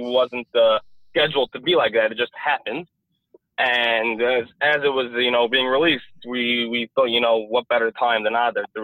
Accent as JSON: {"language": "English", "town": "New York City", "region": "New York", "country": "United States", "tie": "born or raised there", "moved": "yes", "lives_now": "New Jersey, United States", "said": "I'm American. I'm born and raised in Brooklyn, New York"}